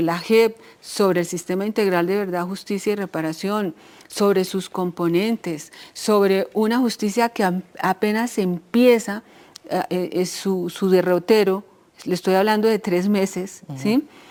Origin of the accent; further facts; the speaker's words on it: Colombia; Nosotros, como colombianos, como colombianas